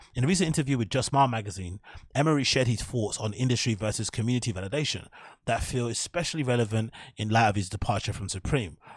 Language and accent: English; England, United Kingdom; now in London, United Kingdom; as Brits or as English people